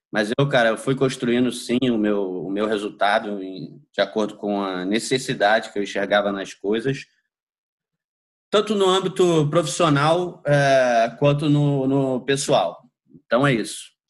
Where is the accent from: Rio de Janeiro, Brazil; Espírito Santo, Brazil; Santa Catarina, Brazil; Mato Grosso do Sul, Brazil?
Rio de Janeiro, Brazil; also born or lived in São Paulo; sou nascido e criado aí no Rio de Janeiro